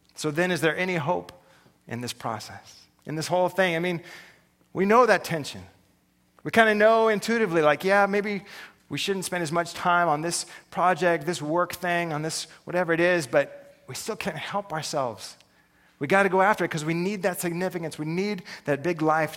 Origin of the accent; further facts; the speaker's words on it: United States; I'm an American